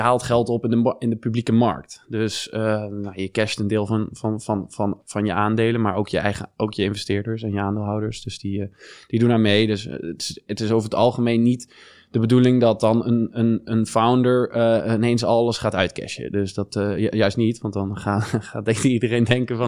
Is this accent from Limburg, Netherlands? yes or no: yes; Venlo, Limburg, Netherlands; born or raised there; moved away as an adult; also born or lived in Germany / Eindhoven / Singapore; now in Amsterdam, Netherlands